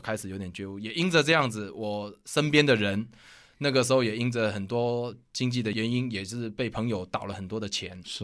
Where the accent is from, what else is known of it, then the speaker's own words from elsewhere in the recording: Kaohsiung, Taiwan; 我是住在高雄南部的左营